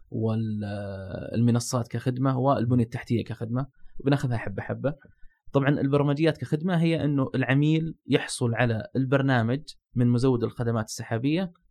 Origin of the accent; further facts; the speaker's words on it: Saudi Arabia; وهذا موجود عندنا في السعوديه